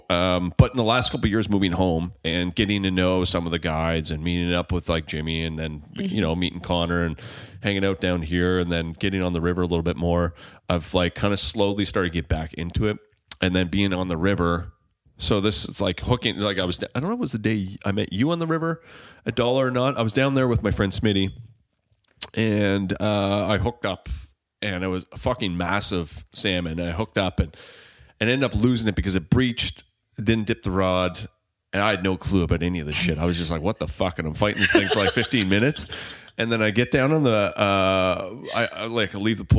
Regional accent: Margaree, Nova Scotia, Canada; growing up on the river, like growing up in Margaret

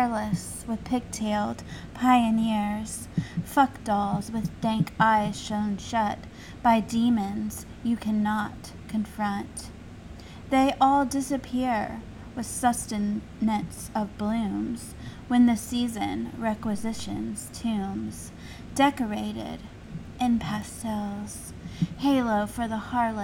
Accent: the South, United States; where I grew up in the South, there weren't a lot of Mormons, period.

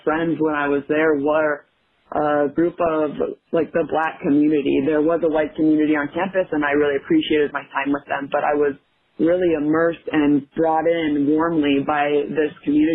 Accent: Minnesota, United States; I grew up in Minnesota

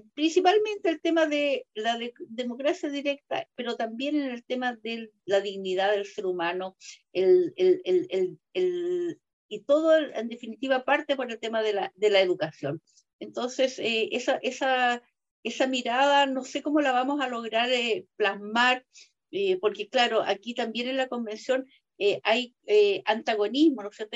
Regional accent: Chile; mi país

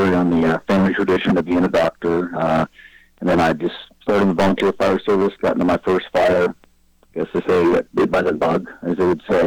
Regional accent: Davisville, West Virginia, United States; I was raised just outside of Parkersburg, West Virginia, a little community called Davisville.

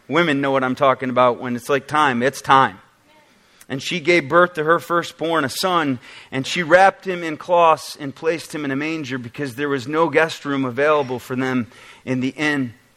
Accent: Oswego, New York, United States; now in Michigan, United States; I actually got some pictures of Oswego, New York to show you a little bit about my background.

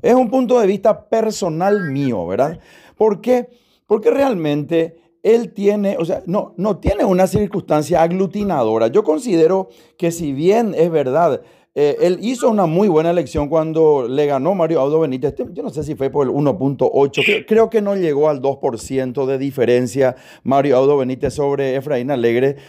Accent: Paraguay; como paraguayo, como ciudadano, como persona que vive en este bendito país

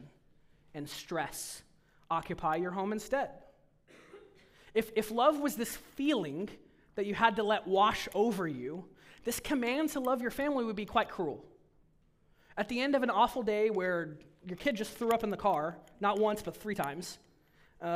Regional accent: United States; as American Protestants, evangelicals

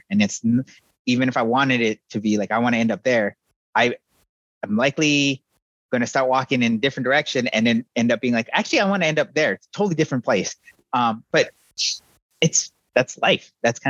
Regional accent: Arizona, United States; I'm from Navajo Nation, the upper corner of Arizona. So we're probably as far apart as you can become where we're from.

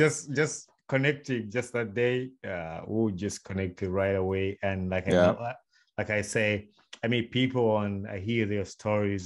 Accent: Uganda; now in Michigan, United States; I'm from Uganda, and my mom is from Kenya, my dad is from Uganda

